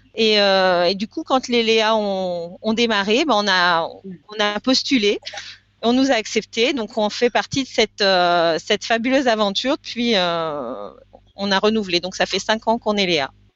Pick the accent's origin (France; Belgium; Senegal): France; Lyon, Auvergne-Rhône-Alpes; on est lyonnais